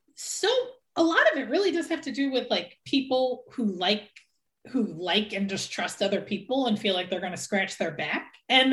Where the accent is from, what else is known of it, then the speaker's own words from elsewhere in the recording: Philadelphia, Pennsylvania, United States; So I'm from Philadelphia, where we had our first Black mayor when I was young, Wilson Good, and that was in the 80s.